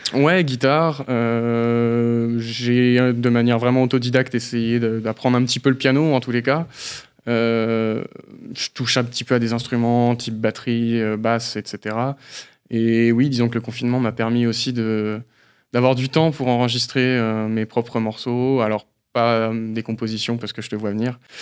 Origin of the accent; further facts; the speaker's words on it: Belfort, Bourgogne-Franche-Comté, France; moved away as an adult; also born or lived in Brittany (family origin); date de naissance le 29 mai 1994. le lieu à Belfort.